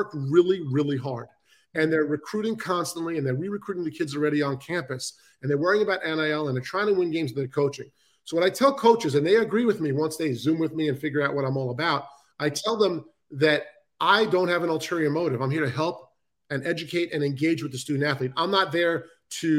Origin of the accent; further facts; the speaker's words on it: New York City, New York, United States; I'm from Queens, New York.